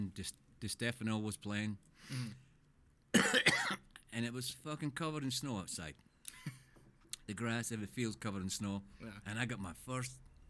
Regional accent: Edinburgh, Scotland, United Kingdom; moved away; Born, bred in Edinburgh, Scotland.

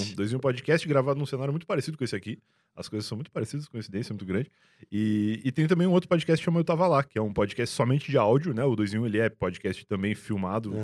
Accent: Rio Grande, Rio Grande do Sul, Brazil; moved away as an adult; now in São Paulo, Brazil; Na época, lá em Rio Grande, em 2007, é, 2007, eu tinha 17 anos, sou de 90

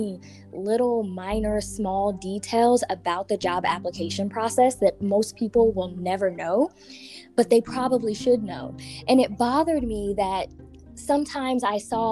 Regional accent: Wichita, Kansas, United States; moved away as an adult; also born or lived in Seattle, Washington; now in Kansas City, United States; I was born in Seattle, Washington. When I was little, I moved to Wichita, and that's pretty much where I grew up and where I was raised

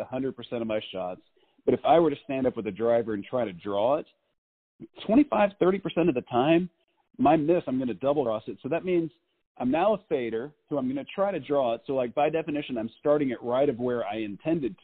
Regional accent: Texas, United States; I'm from Texas

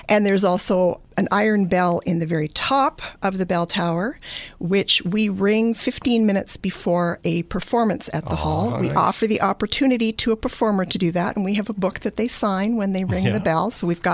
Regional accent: just outside of Edmonton, Alberta, Canada; moved away as an adult; also born or lived in Greater Toronto Area, Ontario; now in Walkerton, Canada; I grew up just outside of Edmonton, Alberta.

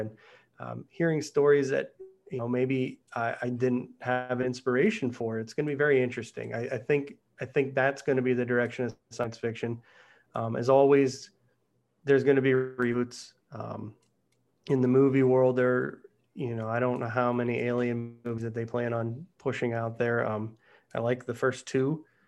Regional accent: Pittsburgh, Pennsylvania, United States; growing up in Pittsburgh

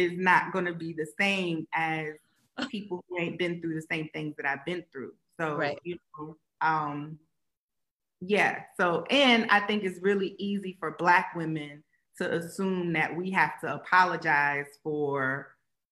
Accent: Columbus, Ohio, United States; I'm a girl from Columbus

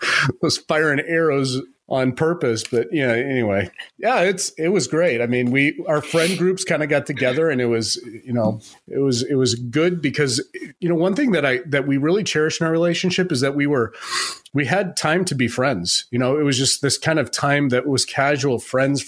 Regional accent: Phoenix, Arizona, United States; moved away; I was from Phoenix

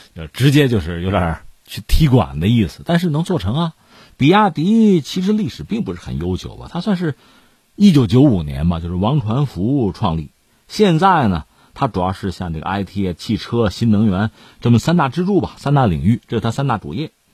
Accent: China; 作为中国人嘛

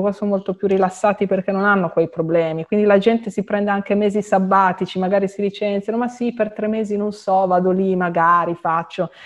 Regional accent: Italy; moved away as an adult; now in Prague, Czech Republic; io anche mio compagno siamo italiani, siamo legati all'Italia

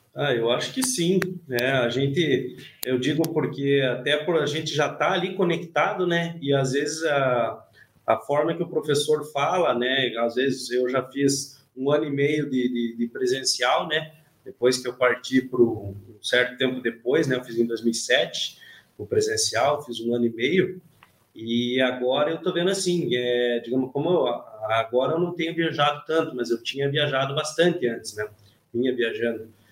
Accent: Almirante Tamandaré, Paraná, Brazil; also born or lived in Curitiba; Eu agora estou em Curitiba, mas eu sou da região de Almirante Tamandaré.

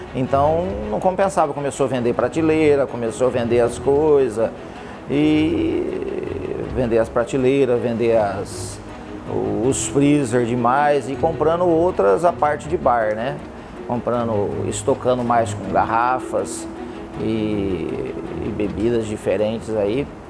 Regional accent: Oswaldo Cruz, Brazil; Nasci em Oswaldo Cruz

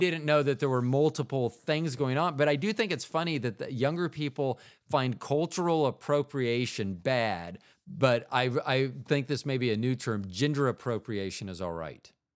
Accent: Florida, United States; in the eighties, when I grew up in Florida

